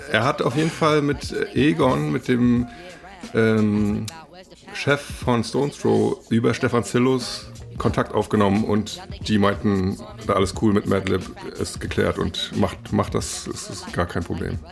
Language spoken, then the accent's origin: German; Rostock, Mecklenburg-Vorpommern, Germany; moved away as an adult; now in Berlin, Germany; ich bin Rostocker